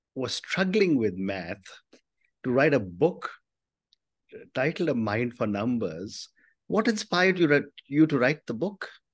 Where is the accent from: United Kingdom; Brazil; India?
India; as an Indian, from the time I was a child, we were never allowed to give up maths